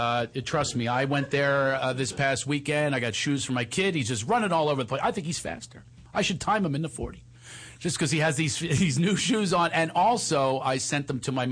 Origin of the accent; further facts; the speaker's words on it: Philadelphia, Pennsylvania, United States; accent: Philly; I'm from Philadelphia